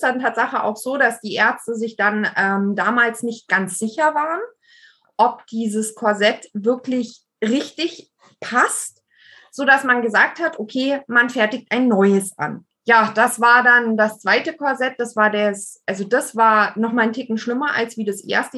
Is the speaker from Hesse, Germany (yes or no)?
no; Allgäu, Bavaria, Germany; ich bin im Allgäu geboren